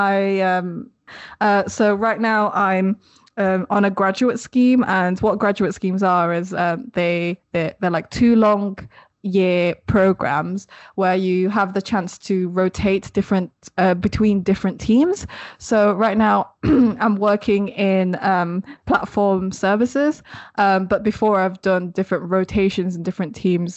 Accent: Sheffield, Yorkshire and the Humber, United Kingdom; also born or lived in Philippines; now in Leeds, United Kingdom; I grew up in Sheffield in the UK, but now I currently live in Leeds

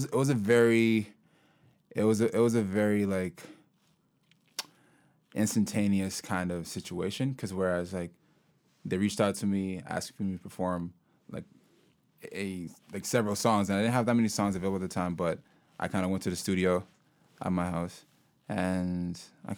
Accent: Guelph, Ontario, Canada; also born or lived in Sudan; now in Kitchener-Waterloo, Canada; I grew up in Guelph originally, and then I moved out to Kitchener-Waterloo approximately like 4 years ago.

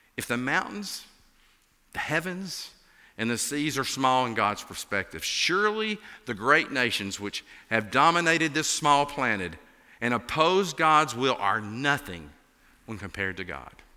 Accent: Appalachia, United States; accent: Appalachian; as you can tell from my accent, I'm an Appalachian.

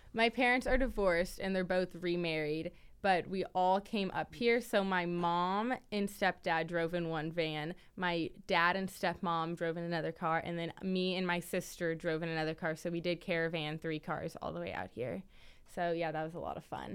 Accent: Kansas City, Kansas, United States; moved away; I'm from Kansas City, all the way from Kansas

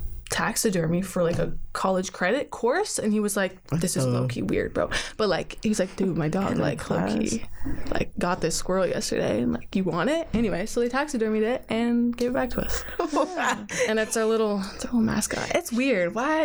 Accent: Oregon City, Oregon, United States; moved away as an adult; now in Corvallis, United States; I'm from Oregon City. All right. Not the coolest of towns. No shade. But it is where I'm from.

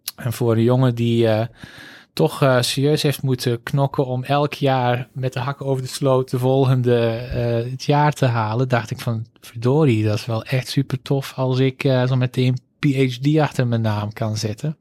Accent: Antwerp, Flanders, Belgium; accent: zuidelijke tongval; moved away as an adult; also born or lived in Groningen / Utrecht; now in Netherlands; Ik ben opgegroeid in Antwerpen

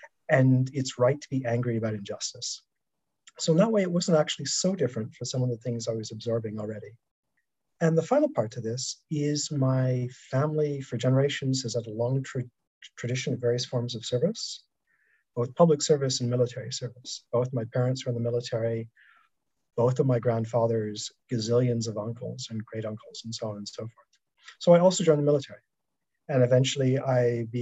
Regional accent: Toronto, Ontario, Canada; my hometown ice hockey team, the Toronto Maple Leafs

